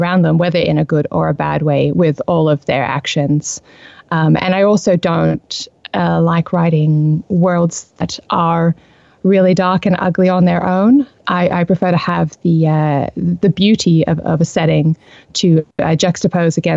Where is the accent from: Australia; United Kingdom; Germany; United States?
Australia; accent: Australian; I'm Australian. I have lived here all my life.